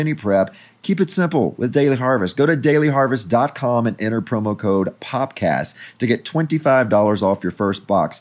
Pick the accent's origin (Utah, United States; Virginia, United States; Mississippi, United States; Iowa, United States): Mississippi, United States; accent: Southern; now in Los Angeles, United States; I'm from Mississippi